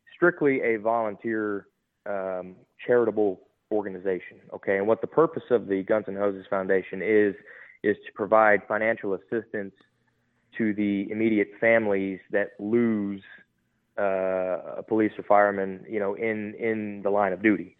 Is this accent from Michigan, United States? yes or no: yes; Detroit, Michigan, United States; moved away as an adult; now in Texas, United States; I was born and raised in Detroit, Michigan.